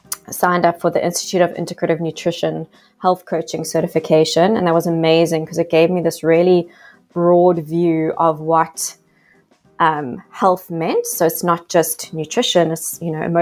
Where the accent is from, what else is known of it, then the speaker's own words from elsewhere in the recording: South Africa; accent: South African; now in Australia; I am actually South African, a South African living in Australia. You might hear my yas, which is the telltale sign of that I'm still deeply South African.